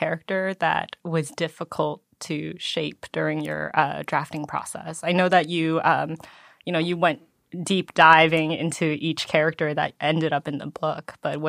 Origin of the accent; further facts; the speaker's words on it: United States; but at least because I'm Korean American and I actually did go on a similar trip.